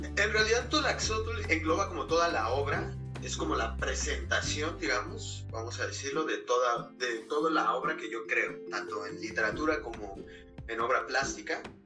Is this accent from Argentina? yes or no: no; Mexico City, Mexico; yo soy originario de la Ciudad de México, mis padres son chiapanecos